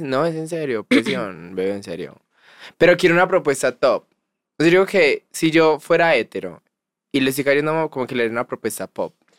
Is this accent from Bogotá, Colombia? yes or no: no; Girardota, Antioquia, Colombia; Yo soy de Girardo